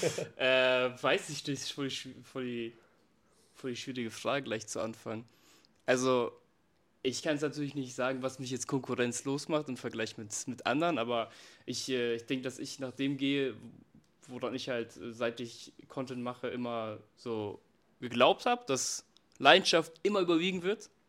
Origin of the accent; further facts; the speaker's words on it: Germany; Also ich bin selber in Deutschland ähm, aufgewachsen.